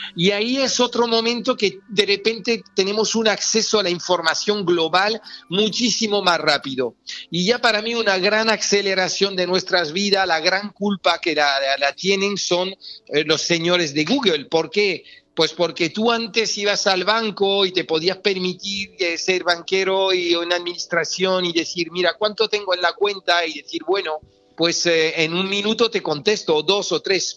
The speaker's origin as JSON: {"language": "Spanish", "country": "France", "tie": "born or raised there", "also_born_or_lived": "Extremadura (family)", "accent": "French", "moved": "as an adult", "lives_now": "Spain", "said": "me siento muy español, aunque con una cultura, una cultura francesa por haber nacido allí, estudiado allí, tener mucha gente allí"}